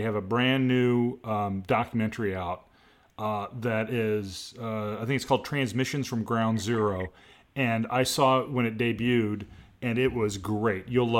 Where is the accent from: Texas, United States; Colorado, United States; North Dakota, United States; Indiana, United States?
Indiana, United States; Speedway; Okay, I'm from Speedway originally.